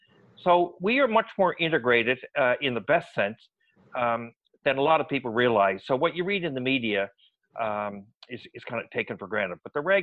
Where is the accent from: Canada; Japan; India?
Canada